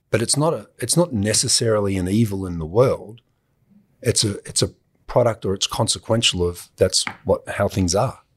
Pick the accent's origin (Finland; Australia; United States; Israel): Australia; being an Australian